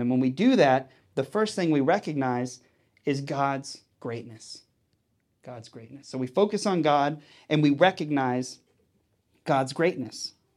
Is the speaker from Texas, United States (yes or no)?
yes; Texas, United States; when I was growing up in Texas